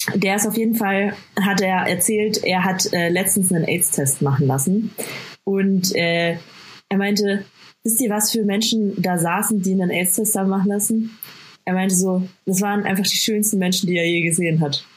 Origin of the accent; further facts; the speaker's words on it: Bad Aibling, Bavaria, Germany; first language German; Ich bin geboren und aufgewachsen in Bad Aibling